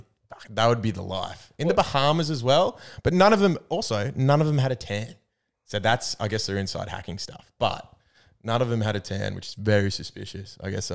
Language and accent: English; Albury, New South Wales, Australia; I'm from the country. I'm from Albury, but it is the proper country.